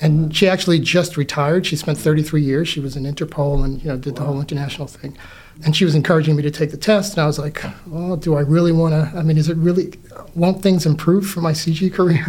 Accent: New York City, New York, United States; moved away as an adult; now in New Jersey, United States; I was born in Brooklyn in a neighborhood called Crown Heights

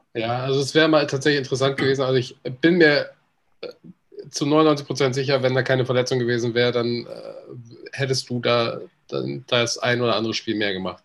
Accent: Northern Germany, Germany; ich bin Norddeutscher

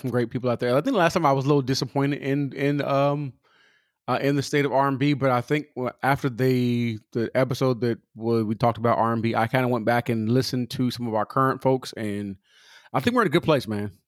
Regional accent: California, United States; I'm from Cali.

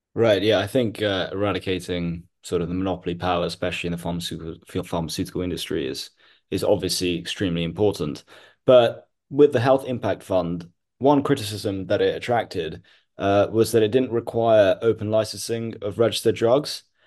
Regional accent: Mumbai, Maharashtra, India; I grew up in Mumbai

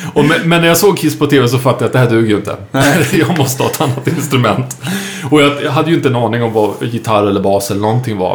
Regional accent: Saltsjöbaden, Stockholm County, Sweden; jag är uppvuxen ute i Saltsjöbaden

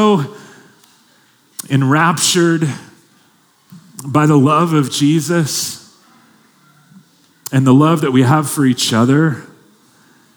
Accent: Long Beach, California, United States; I grew up in Long Beach, California

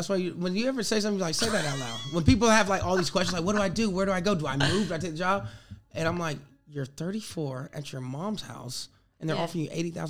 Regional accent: the South, United States; I'm from the South.

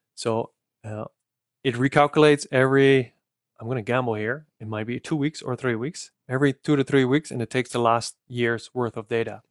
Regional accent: Netherlands; accent: Dutch; I'm as Dutch as can be, so my accent caters to a different niche than yours

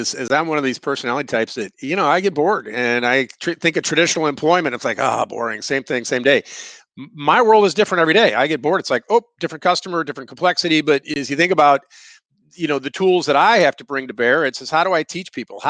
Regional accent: Missouri, United States; We're from Missouri. You know, show me, I want to show you.

